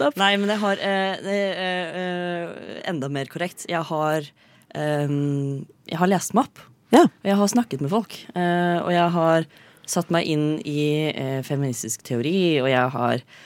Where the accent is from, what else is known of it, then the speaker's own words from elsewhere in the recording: Fredrikstad, Østfold, Norway; Jeg er fra Fredrikstad fremdeles.